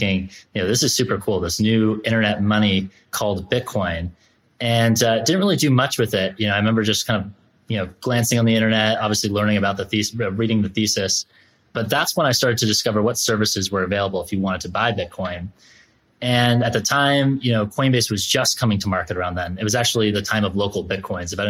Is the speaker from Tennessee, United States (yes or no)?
no; Concord, Massachusetts, United States; I grew up in Concord, Massachusetts